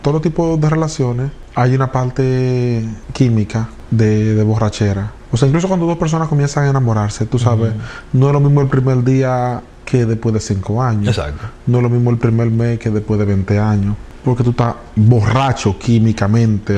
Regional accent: Dominican Republic

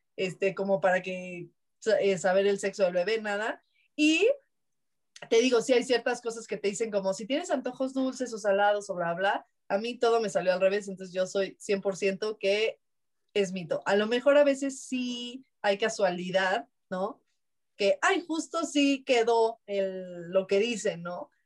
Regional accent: Mexico; Somos mal hablados los mexicanos

